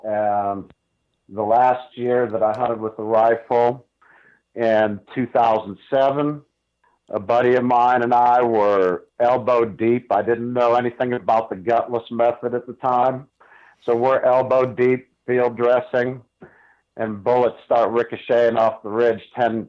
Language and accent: English; Ohio, United States; I grew up in Northeast Ohio. My family did not hunt.